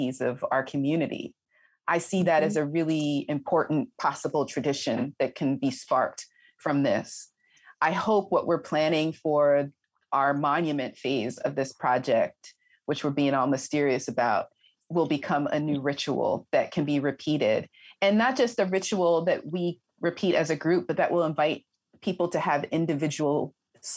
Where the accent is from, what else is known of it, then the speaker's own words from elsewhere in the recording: Montgomery County, Pennsylvania, United States; I grew up in Montgomery County